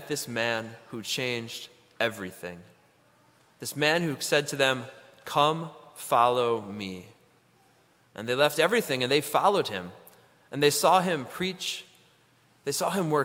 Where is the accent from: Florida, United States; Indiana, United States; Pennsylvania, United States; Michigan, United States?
Michigan, United States; Ann Arbor; I grew up down in Ann Arbor, Michigan